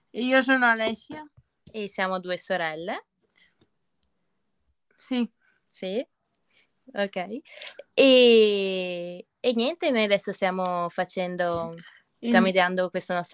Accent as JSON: {"language": "Italian", "town": "Pederobba", "region": "Veneto", "country": "Italy", "said": "provincia di Treviso. È un piccolo paesino il nostro, Pederoba."}